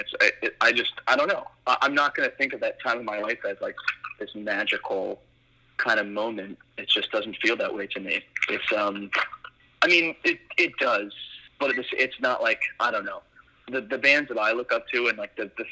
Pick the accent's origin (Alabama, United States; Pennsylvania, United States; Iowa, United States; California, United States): Pennsylvania, United States; Kingston; I'm from Kingston, Pennsylvania, which is about 100 miles north of Philadelphia